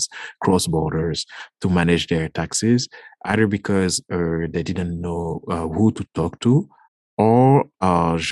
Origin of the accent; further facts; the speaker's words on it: Guadeloupe; from the Caribbean, Guadeloupe.